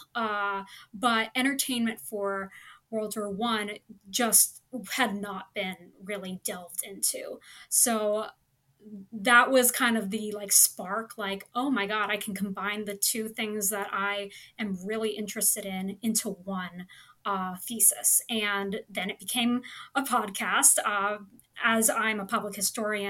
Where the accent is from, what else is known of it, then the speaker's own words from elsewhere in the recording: Kansas City, United States; I'm from Kansas City, which is right in the middle of the United States